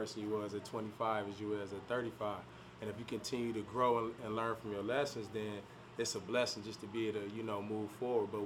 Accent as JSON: {"language": "English", "town": "Peoria", "region": "Illinois", "country": "United States", "tie": "born or raised there", "said": "born and raised in Peoria"}